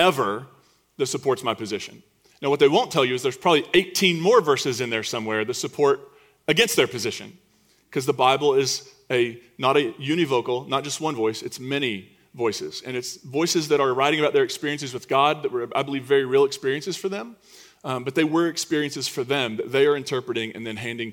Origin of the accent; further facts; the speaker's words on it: United States; as an American citizen, a straight, white, cisgendered American citizen